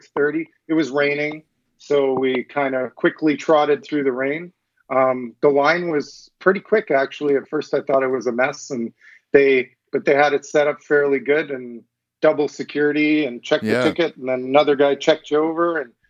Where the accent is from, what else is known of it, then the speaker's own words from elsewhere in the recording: Regina, Saskatchewan, Canada; We're from Regina, which is about 2.5 hours away from Saskatoon.